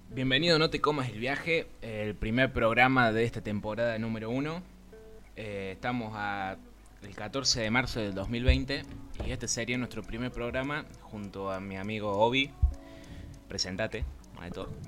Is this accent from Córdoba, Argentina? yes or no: yes; Río Cuarto, Córdoba, Argentina; yo soy de acá de Río Cuarto, Córdoba, Argentina